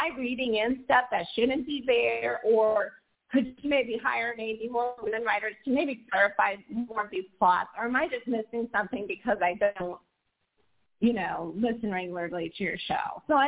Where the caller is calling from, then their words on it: Portland, Oregon, United States; I am calling from Portland, Oregon. And yes